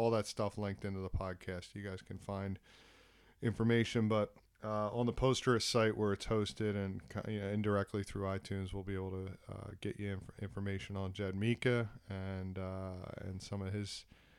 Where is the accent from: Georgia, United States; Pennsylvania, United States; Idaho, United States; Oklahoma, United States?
Pennsylvania, United States; Philadelphia; now in New Zealand; from where I'm from Philadelphia area and New Jersey and New York area, which is, worlds apart from Indonesia.